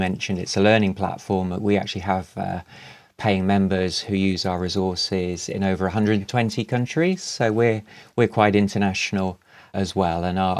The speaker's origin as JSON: {"language": "English", "region": "England", "country": "United Kingdom", "said": "We've got around 30 regional accents in England, so I hope mine works for you and the listeners."}